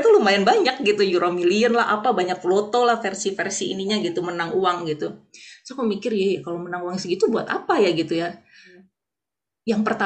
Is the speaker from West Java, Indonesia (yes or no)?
no; North Sumatra, Indonesia; walaupun aku orang Batak gitu